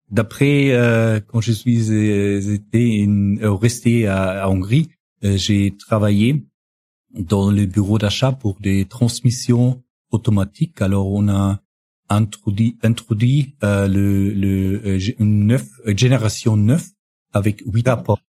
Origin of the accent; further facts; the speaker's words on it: northern Bavaria, Germany; French is a second language; also born or lived in Amberg / Regensburg / Hungary; now in Munich, Germany; je suis euh, né dans le dans le nord de, de la Bavière, euh, près de la frontière euh, euh, tchèque